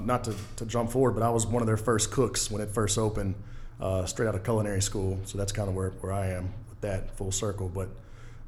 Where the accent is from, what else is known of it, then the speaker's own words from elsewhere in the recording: Daphne, Alabama, United States; also born or lived in Mobile, Alabama; Born in Mobile, grew up in Daphne. Went to Daphne High School.